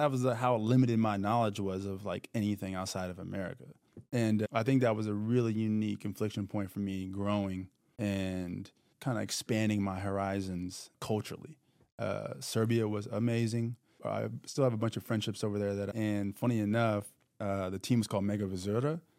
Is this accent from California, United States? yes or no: no; Texas, United States; also born or lived in Florida; I was from the South mostly. I was raised. A lot of my adolescence was between Texas and Florida.